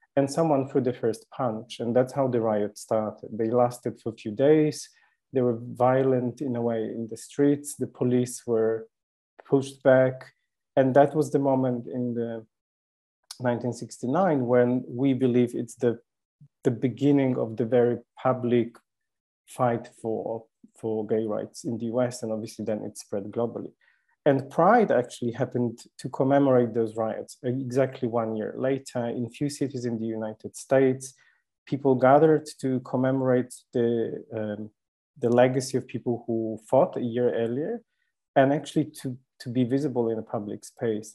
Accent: Poland; moved away; I was born in Poland, and I'm lucky not to live there.

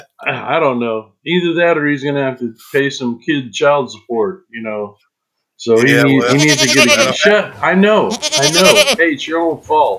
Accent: Kansas, United States; When I was young, man, growing up in Kansas, we, you know, it'd have 2 foot of snow

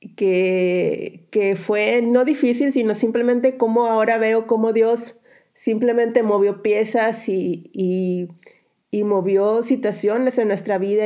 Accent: Mexico; moved away as an adult; also born or lived in Monterrey / San Luis / Madrid, Spain; now in Slovakia; cuando fui enviada como misionera, que es cuando salí de México

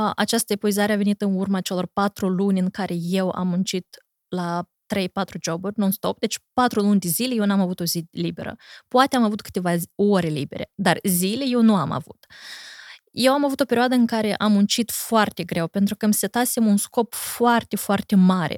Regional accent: Corjeuți, Briceni District, Moldova; moved away as an adult; also born or lived in United States; eu am petrecut cam patru luni de zile în satul meu natal, Corșeuți

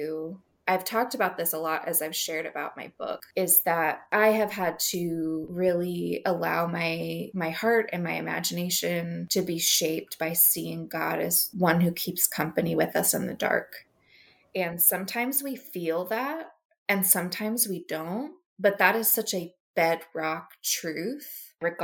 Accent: United States; as American Christians

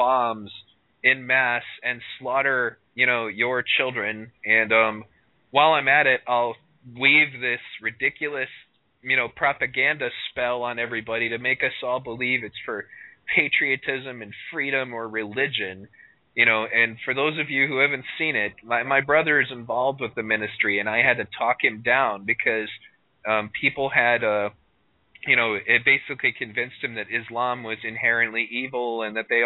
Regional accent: United States; I am American, asshole. I'm a Native American

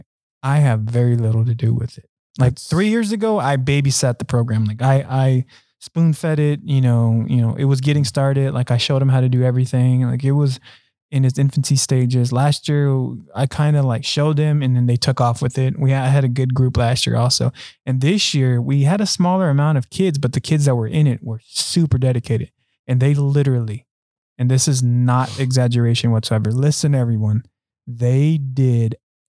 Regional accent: Hawaii, United States; also born or lived in Arizona; I grew up in Hawaii and Arizona.

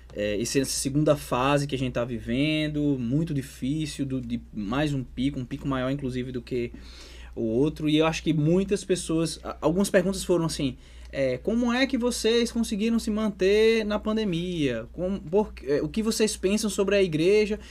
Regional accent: Natal, Rio Grande do Norte, Brazil; do meu estado, Rio Grande do Norte, eu sou de Natal

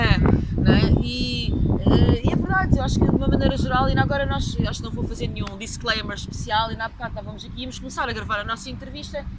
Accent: Coimbra, Centro, Portugal; also born or lived in Angola / Brazil / United States; eu sou de Coimbra

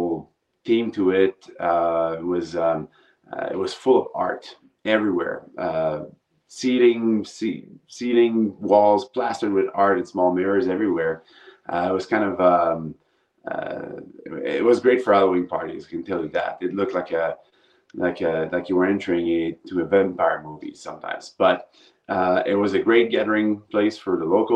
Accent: Montreal, Quebec, Canada; moved away as an adult; now in Phoenix, United States; I'm originally from Montreal, Canada, so I'm Canadian originally. But moved to the United States about 17 years ago, Phoenix, to be precise, Arizona.

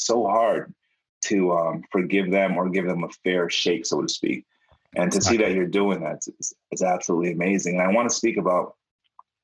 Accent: Jamaica; I'm Jamaican

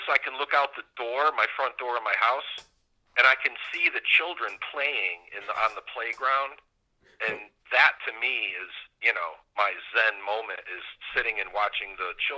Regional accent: Binghamton, New York, United States; moved away; I'm from upstate, Binghamton area.

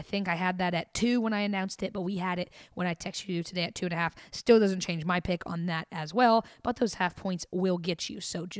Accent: Tennessee, United States; we grew up in Tennessee

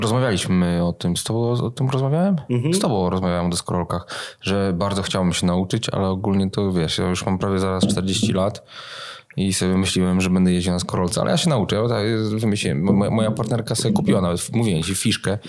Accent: Gdańsk, Pomeranian Voivodeship, Poland; Ja się wychowałem w Gdańsku

